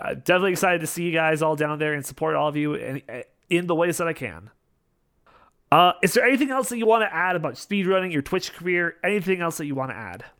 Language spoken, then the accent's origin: English; Canada; I'm Canadian